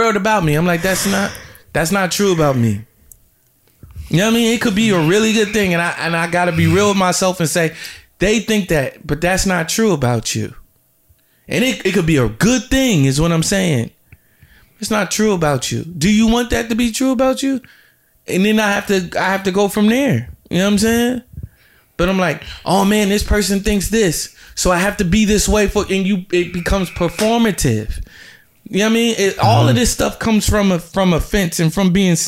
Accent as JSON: {"language": "English", "region": "New Jersey", "country": "United States", "also_born_or_lived": "Georgia", "said": "I'm from Jersey"}